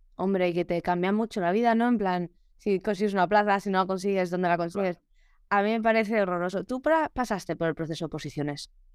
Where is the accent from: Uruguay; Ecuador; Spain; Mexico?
Spain; Alcalá de Henares, Community of Madrid; moved away; estaba en Alcalá de Henares que, que es donde, de donde soy yo